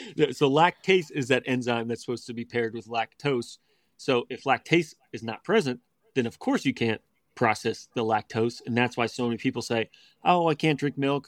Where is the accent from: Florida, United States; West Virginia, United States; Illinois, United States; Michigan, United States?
West Virginia, United States; we grew up in West Virginia, but it was suburbia, you know, about hour and a half from D C